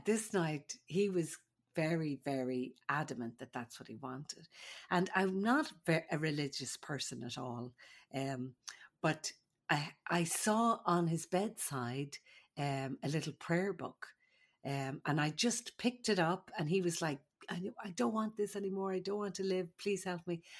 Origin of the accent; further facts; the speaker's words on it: Ireland; moved away; I'm the Irish midwife.